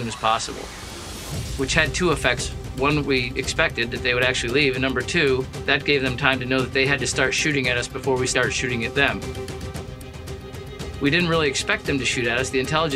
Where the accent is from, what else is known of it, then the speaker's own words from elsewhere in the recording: Holland Patent, New York, United States; I'm from Holland Patent, New York